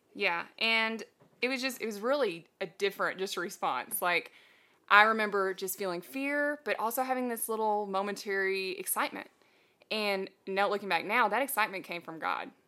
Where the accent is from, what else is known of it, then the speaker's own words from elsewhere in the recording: Texas, United States; moved away as an adult; also born or lived in Tennessee; I'm never leaving Texas. We are originally from Texas